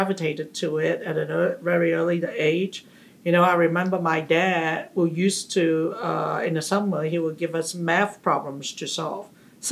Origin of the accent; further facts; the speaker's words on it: Hong Kong; moved away as an adult; also born or lived in England; now in Houston, United States; I'm from Hong Kong originally, and I got my bachelor's degree